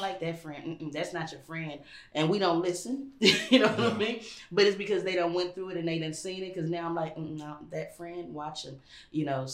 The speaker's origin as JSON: {"language": "English", "town": "Los Angeles", "region": "California", "country": "United States", "tie": "born or raised there", "also_born_or_lived": "New York", "said": "we moved from New York to Los Angeles when I was 3."}